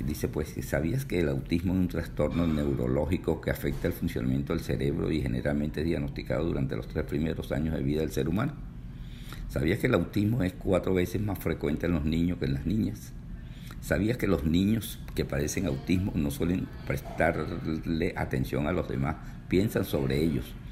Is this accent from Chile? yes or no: no; Venezuela; moved away; Yo recuerdo en Venezuela, cuando residía allá en mi país, eh, la gente decía, cuando llegue el dólar a 100 bolívares, bueno, se va a presentar un berenjenal.